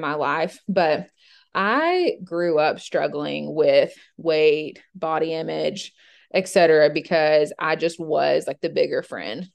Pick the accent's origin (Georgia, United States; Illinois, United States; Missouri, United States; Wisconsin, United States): Georgia, United States; now in Middle Tennessee, United States; I grew up in Georgia and went to the University of Georgia